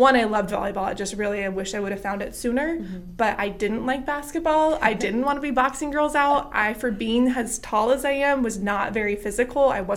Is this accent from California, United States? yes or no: yes; Yuba City, California, United States; I'm from Yuba City High School, so kind of up in the cuts a little bit